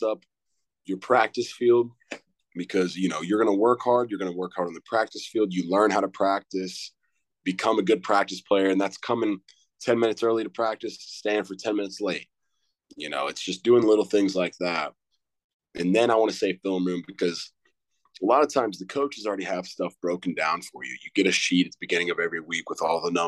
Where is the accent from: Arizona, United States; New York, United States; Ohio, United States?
Ohio, United States; Southern; moved away as an adult; now in Tennessee, United States; growing up in Southern Ohio